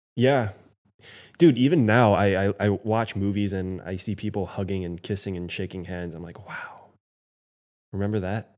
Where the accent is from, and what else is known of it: United States